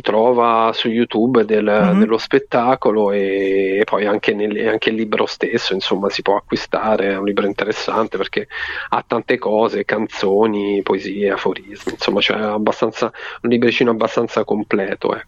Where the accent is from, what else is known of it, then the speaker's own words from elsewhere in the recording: Marche, Italy; quando i miei mi raccontavano queste favole davanti al camino nel mio paese di, di, di montagna, de, delle Marche, insomma in provincia di Ascoli